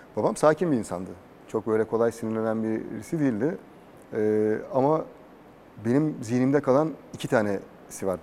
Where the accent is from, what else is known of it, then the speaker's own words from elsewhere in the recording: Istanbul, Turkey; also born or lived in Adapazarı, Sakarya / Doğançay, Geyve, Sakarya; Gültepe'de, mahallede büyüdüm.